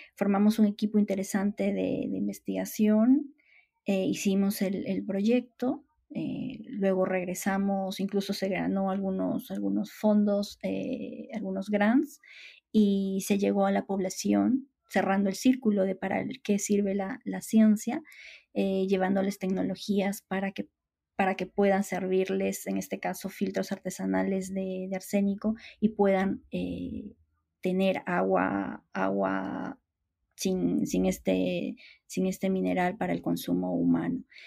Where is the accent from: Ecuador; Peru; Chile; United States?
Peru; Huaraz, Ancash; also born or lived in Madrid; En el Perú, una de las ciudades, además, donde yo nací y crecí, que es, que es Huaraz